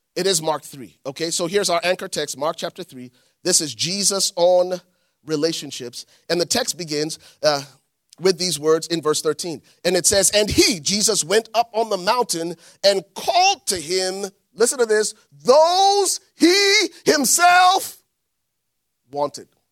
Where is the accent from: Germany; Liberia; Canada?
Liberia; moved away; growing up in Liberia